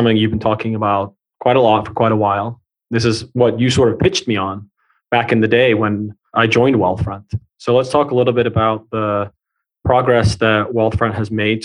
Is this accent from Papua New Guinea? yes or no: no; England, United Kingdom; moved away; I grew up in England. I never played baseball.